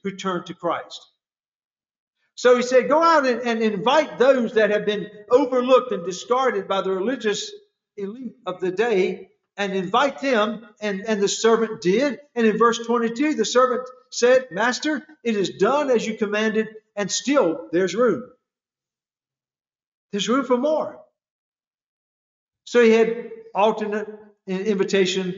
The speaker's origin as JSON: {"language": "English", "region": "North Carolina", "country": "United States", "said": "I come from North Carolina, the country."}